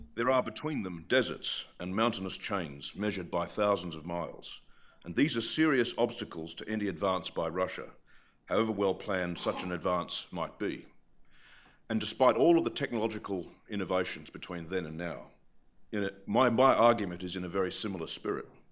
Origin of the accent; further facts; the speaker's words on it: Australia; also born or lived in Britain; now in United Kingdom; I'm from Australia. I live in Britain